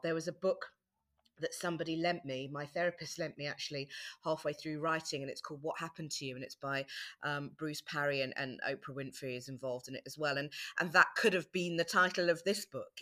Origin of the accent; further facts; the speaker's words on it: South Africa; moved away; I was born in South Africa